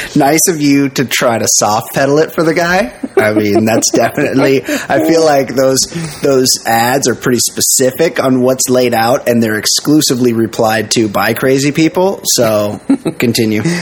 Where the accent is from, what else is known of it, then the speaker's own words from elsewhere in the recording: United States; being American